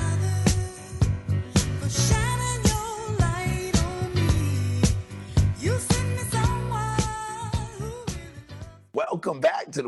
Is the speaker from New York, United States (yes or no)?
yes; New York, United States; growing up in New York